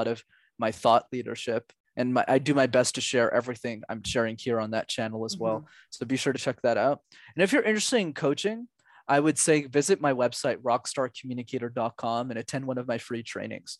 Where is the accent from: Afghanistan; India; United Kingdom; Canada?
Canada; Montreal, Quebec; when I was 5 years old, I grew up in Montreal.